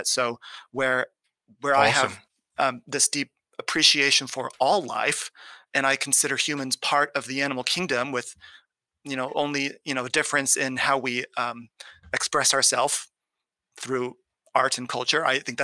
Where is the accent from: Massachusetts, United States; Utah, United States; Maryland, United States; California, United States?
California, United States; I grew up in California in a conservative home.